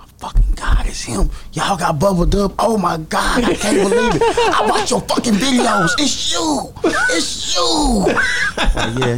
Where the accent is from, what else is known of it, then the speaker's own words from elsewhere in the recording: Alto, Texas, United States; also born or lived in Lufkin, Texas; I'm from Alto. I live in Lufkin